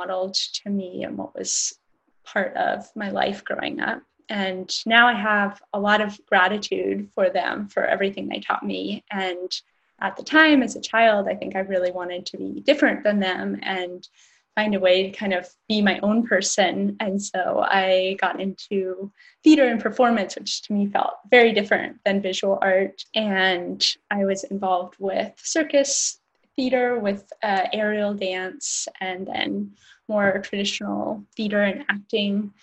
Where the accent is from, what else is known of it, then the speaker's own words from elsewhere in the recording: Portland, Oregon, United States; I grew up in Portland